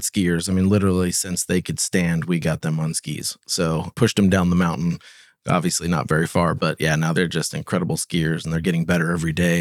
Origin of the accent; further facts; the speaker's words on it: Austin, Texas, United States; also born or lived in Stuttgart, Germany / Oklahoma; born and raised in Austin, other than I spent two years in Germany